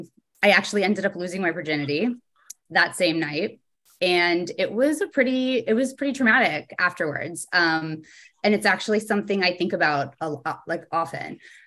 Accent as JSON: {"language": "English", "region": "East Coast", "country": "United States", "tie": "born or raised there", "also_born_or_lived": "New Jersey / Pittsburgh / Connecticut", "lives_now": "New York, United States", "said": "All over the East Coast, pretty much. We moved around a lot when I was younger. I was always the new kid. I lived in New Jersey, in Pittsburgh, Connecticut."}